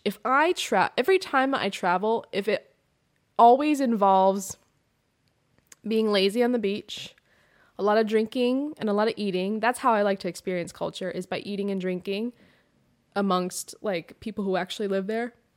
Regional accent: Pacific Northwest, United States; I grew up in the Pacific Northwest

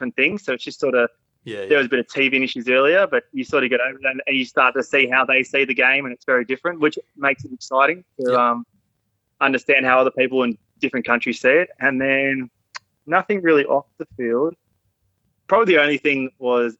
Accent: Australia; moved away as an adult; also born or lived in New Zealand; now in Japan; even though mum's a Kiwi, I grew up in Australia

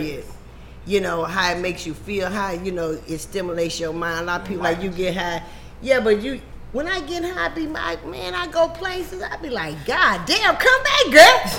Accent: Louisiana, United States; I'm from Louisiana

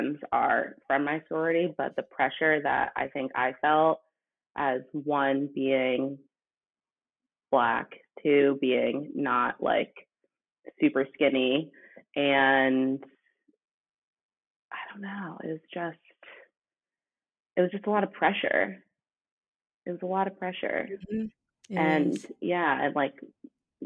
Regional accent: Westborough, Massachusetts, United States; I grew up in Westboro, Massachusetts.

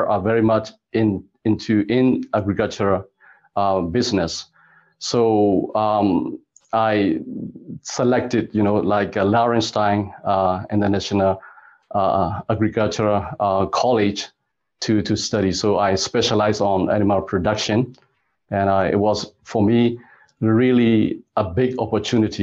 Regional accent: Myanmar; moved away as an adult; also born or lived in Germany / Canada; now in Hanoi, Vietnam; I'm originally from Myanmar, which is also called Burma. And I grew up in a pretty much agricultural area in a small city

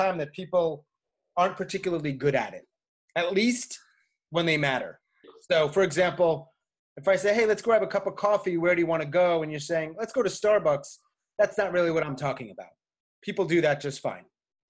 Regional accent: New York, United States; moved away as an adult; also born or lived in Japan / Saudi Arabia / Argentina / Tanzania; now in Chapel Hill, United States; I am from New York in the suburbs, ended up living in New York City for several years.

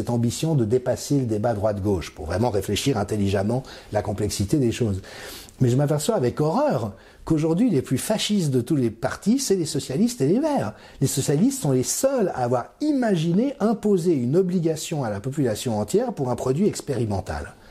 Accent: France; j'ai grandi dans la France des années 70 et que c'était l'insouciance, c'était la joie de vivre

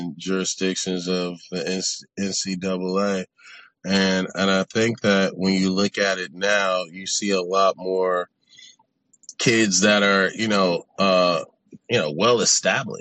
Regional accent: Los Angeles, California, United States; I come from South Central Los Angeles, and then I went to a private school in Santa Monica

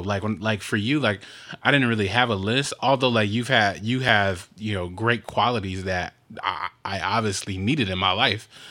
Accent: Compton, California, United States; when we grew up in Compton

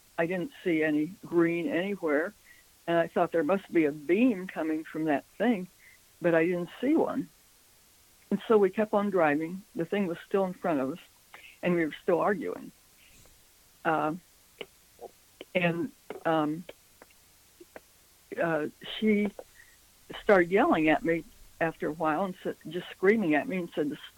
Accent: Midwestern United States, United States; moved away as an adult; also born or lived in Washington, D.C.; we're from the Midwestern United States

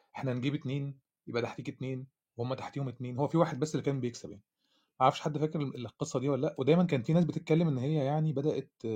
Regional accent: Egypt; عندنا في مصر

